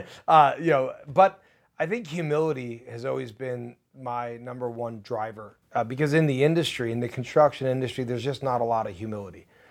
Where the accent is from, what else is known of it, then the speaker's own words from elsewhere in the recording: New Jersey, United States; now in Nashville, United States; I, I come from New Jersey